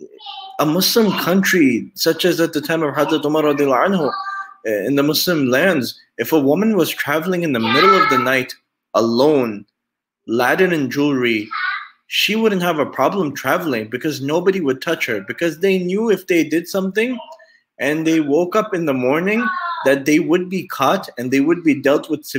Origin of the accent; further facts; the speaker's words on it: United States; by birth, I'm American. I was raised in America, born in America. But by origin, I'm Pakistani. Both of my parents are from Pakistan